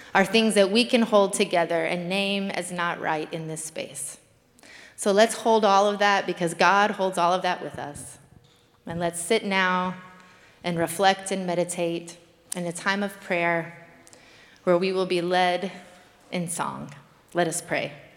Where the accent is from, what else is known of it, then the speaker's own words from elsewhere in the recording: Kentucky, United States; now in New York, United States; I'm from Kentucky